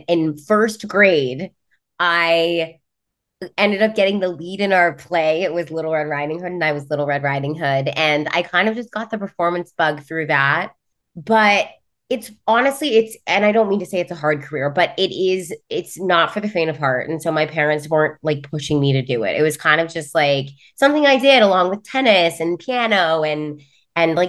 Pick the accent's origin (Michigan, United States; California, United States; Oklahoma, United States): California, United States; now in New York, United States; I am originally from California. I live in New York now.